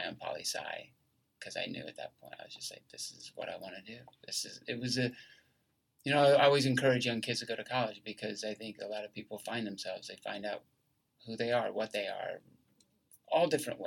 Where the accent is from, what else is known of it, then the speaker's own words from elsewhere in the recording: Lawrenceville, Georgia, United States; moved away as an adult; also born or lived in Myrtle Beach, South Carolina; I grew up in just outside of Atlanta in Lawrenceville, Georgia